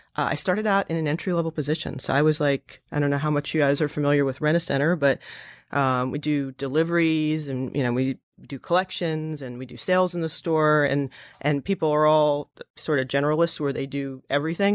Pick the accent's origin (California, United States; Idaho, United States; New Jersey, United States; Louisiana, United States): New Jersey, United States; moved away; also born or lived in Pennsylvania / Russia / upstate New York; I'm from New Jersey, so I moved back in with my parents